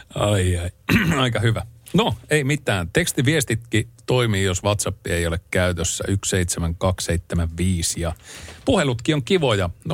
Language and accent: Finnish; Ylivieska, North Ostrobothnia, Finland; moved away; Sieltä mä oon lähtöisin